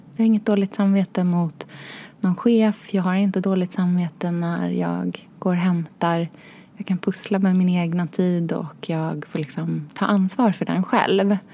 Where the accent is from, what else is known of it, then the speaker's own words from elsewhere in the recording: Norrköping, Östergötland, Sweden; also born or lived in Australia / Enskede, Stockholm; now in Stockholm, Sweden; jag är då uppvuxen i Norrköping och i Australien hos pappa